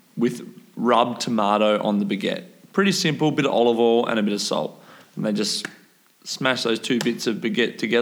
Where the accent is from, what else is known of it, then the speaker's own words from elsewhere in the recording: Australia; being an Aussie